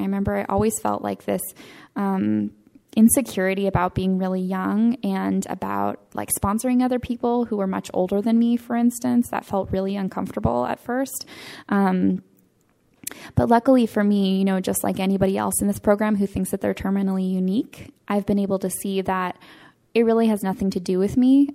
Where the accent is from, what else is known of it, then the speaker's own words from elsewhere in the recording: Northern California, United States; I am from Northern California, Santa Fe, California.